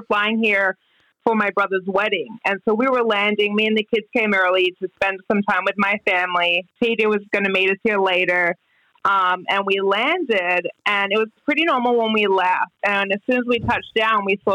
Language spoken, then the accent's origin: English; Canberra, Australian Capital Territory, Australia; also born or lived in Iowa, United States; I'm from Canberra. And it's the capital.